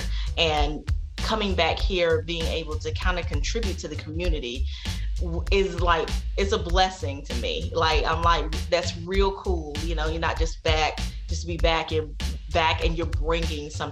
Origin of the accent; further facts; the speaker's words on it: Sanford, North Carolina, United States; moved away; I was born and raised in Sanford, North Carolina. And that is actually where I live now.